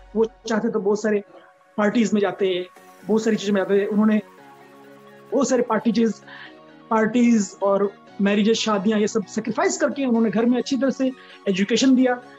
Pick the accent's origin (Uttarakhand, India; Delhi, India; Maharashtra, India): Delhi, India; also born or lived in Chhapra, Bihar / Noida; दिल्ली में पैदा हुआ था हम्म। गोल मार्केट के एरिया में हम्म। मम्मी पापा यहाँ पे शुरू से ही आ गए थे ओरिजिनली हम छपरा बिहार से हैं